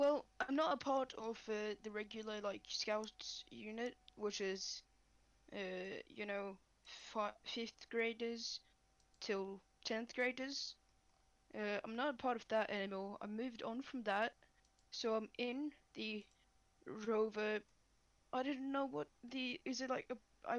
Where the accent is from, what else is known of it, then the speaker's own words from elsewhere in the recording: Finland; Aha, yes, I'm from the Scandinavian country, Finland.